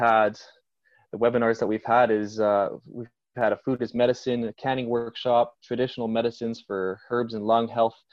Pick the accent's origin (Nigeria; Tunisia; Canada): Canada; Victoria, British Columbia; I grew up in Victoria here